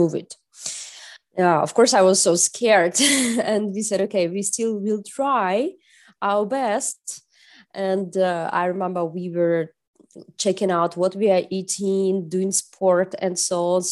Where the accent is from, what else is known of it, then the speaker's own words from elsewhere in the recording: Russia; moved away as an adult; also born or lived in Czech Republic; now in Berlin, Germany; I'm originally from Russia